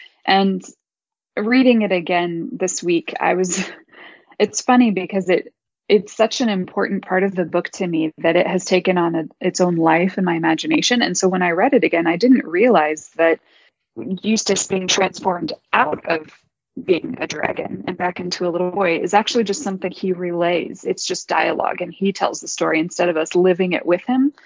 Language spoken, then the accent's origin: English; United States; I was a kid growing up in America in the 80s and 90s